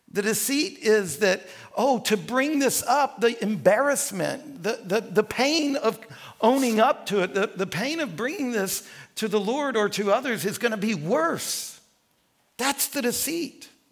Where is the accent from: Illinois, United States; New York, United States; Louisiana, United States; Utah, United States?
Louisiana, United States; rural North Central; also born or lived in New Orleans, Louisiana; We moved from New Orleans to rural Louisiana.